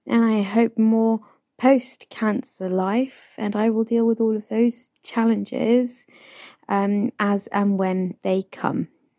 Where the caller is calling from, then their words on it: London, United Kingdom; I am recording this from Northwest London.